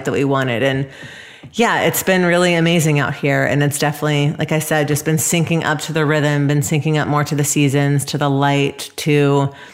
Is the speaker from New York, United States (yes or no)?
no; Atlanta, Georgia, United States; moved away; also born or lived in Los Angeles / San Francisco; growing up in Atlanta